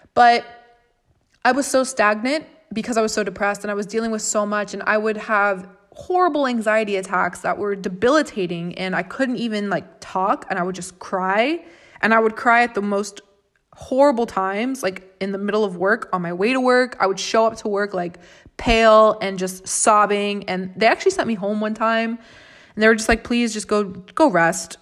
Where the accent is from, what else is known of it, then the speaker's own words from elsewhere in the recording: Florida, United States; I'm from Florida. I'm born and raised and have lived in Florida for twenty-three years